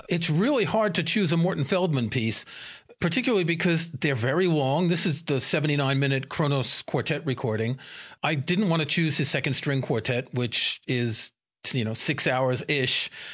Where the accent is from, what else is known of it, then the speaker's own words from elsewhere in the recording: New York City, New York, United States; I grew up in New York City and I never went to a jazz club